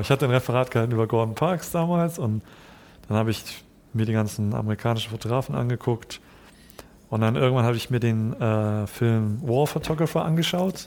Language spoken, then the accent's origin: German; Hamburg, Germany; also born or lived in Japan; Also ich bin in Japan geboren, aber mit eins dann nach, Jap mhm. äh, nach Hamburg gekommen